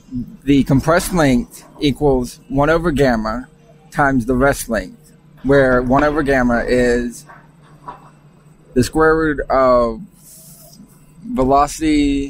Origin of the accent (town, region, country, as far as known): McDonough, Georgia, United States